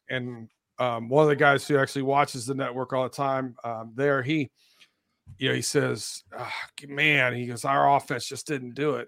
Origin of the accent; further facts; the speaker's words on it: Northwest Ohio, United States; also born or lived in Ann Arbor, Michigan; now in Pittsburgh, United States; I grew up in Northwest Ohio